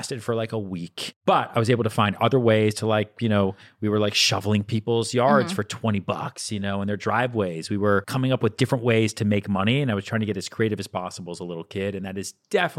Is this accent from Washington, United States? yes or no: no; Boston, Massachusetts, United States; now in New York, United States; I grew up outside Boston, went to high school outside Boston.